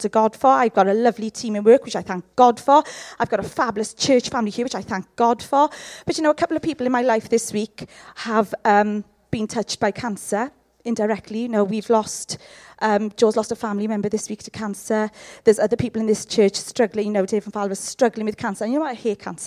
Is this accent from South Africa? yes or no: no; Llanelli, Wales, United Kingdom; I'm from Llanelli